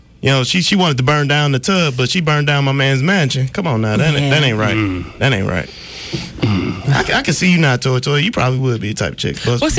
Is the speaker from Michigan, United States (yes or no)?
yes; Detroit, Michigan, United States; moved away as an adult; now in Montgomery, United States; I'm originally from Detroit.